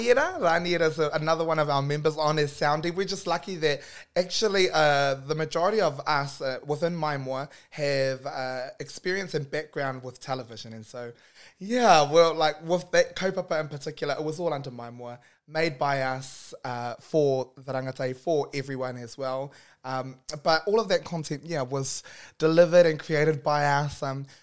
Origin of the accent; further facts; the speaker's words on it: Auckland, New Zealand; also born or lived in Northland; I am born and bred up north and grew up here in South Auckland.